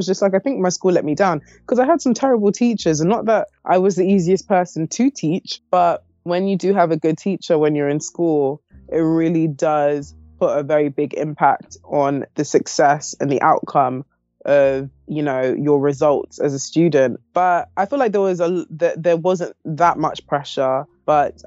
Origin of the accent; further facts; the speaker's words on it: London, United Kingdom; I was born in London, pretty much grown here my whole life